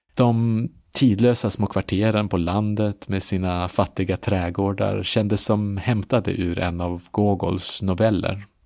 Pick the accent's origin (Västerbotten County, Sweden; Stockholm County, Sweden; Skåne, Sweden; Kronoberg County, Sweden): Västerbotten County, Sweden; Umeå; Umeå där jag kommer ifrån